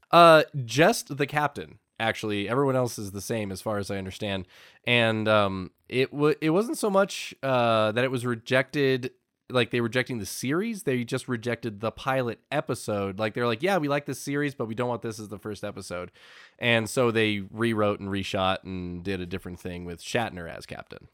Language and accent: English; United States; us Americans